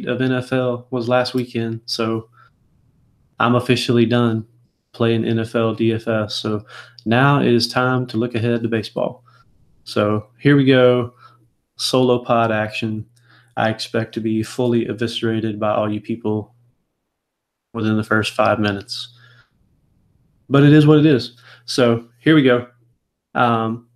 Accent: the South, United States; I was raised in the South

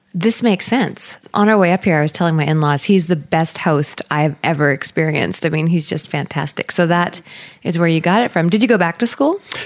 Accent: British Columbia, Canada; Being a British Columbian

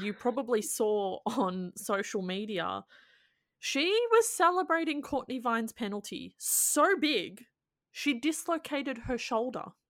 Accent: Australia; as an Australian

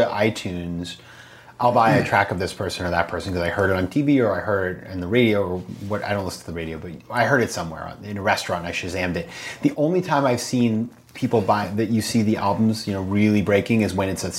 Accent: Maine, United States; let me invite you to my hometown in Maine

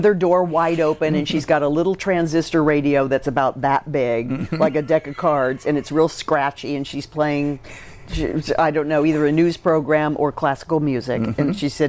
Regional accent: Southern Illinois, United States; also born or lived in Chicago; now in New York, United States; I grew up in Southern Illinois

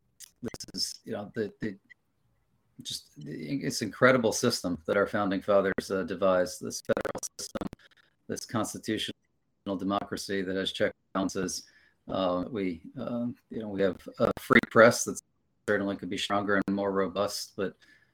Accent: Pennsylvania, United States; now in Maryland, United States; So as I mentioned, I'm originally from Pennsylvania.

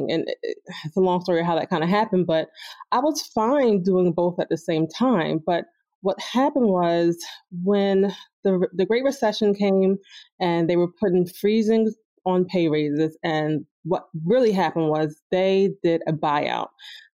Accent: New Jersey, United States; moved away as an adult; now in Philadelphia, United States; I'm actually from New Jersey, South Jersey, and I started working in Philly, which is why I moved here

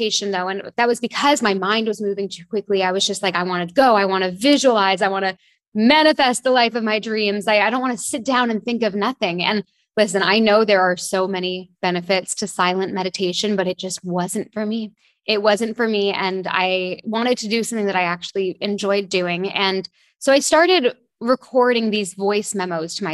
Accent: Toronto, Ontario, Canada; moved away as an adult; also born or lived in London / France; now in Bahamas; I grew up in Toronto, Canada.

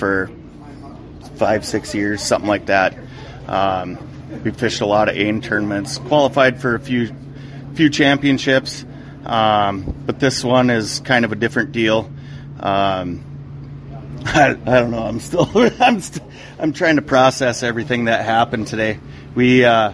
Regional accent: Otter Tail Lakes area, West Central Minnesota, United States; now in Walker, United States; I grew up in West Central Minnesota, kind of Otter

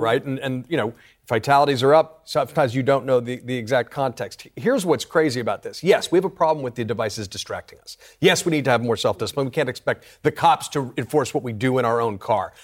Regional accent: New York, United States; as a New Yorker

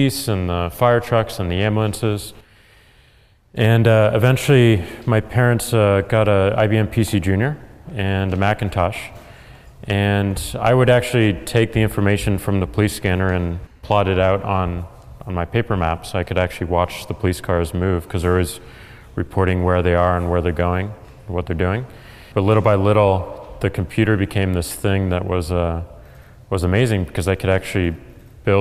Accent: St. Louis, Missouri, United States; I'm from St. Louis, Missouri

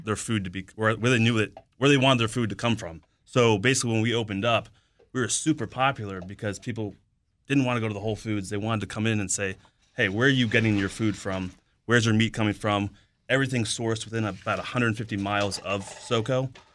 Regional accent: Northern Virginia, United States; I'm from Northern Virginia

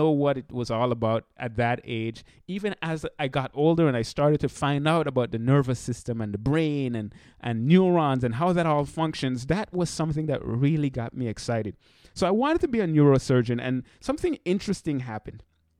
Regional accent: St. Martin; now in United States; When I came to the United States, I came from St. Martin. St. Martin is where I'm from originally, the beautiful island in the Caribbean.

